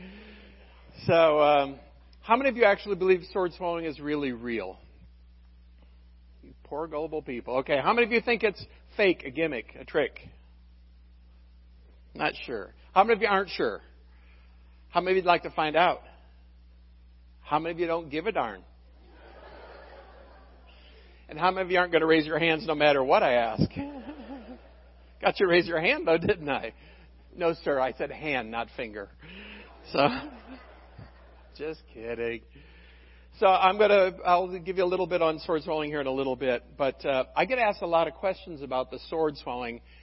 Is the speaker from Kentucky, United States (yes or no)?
no; Michigan City, Indiana, United States; I grew up in Michigan City, up in LaPorte County.